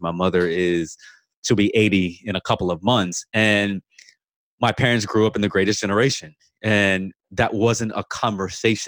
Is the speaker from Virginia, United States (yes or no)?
yes; Virginia Beach, Virginia, United States; moved away as an adult; also born or lived in New Orleans; I'm recording from Virginia Beach for the first time ever, but I'm in my childhood bedroom and this is our greatest asset that was bought in 1971 when I was 6 months old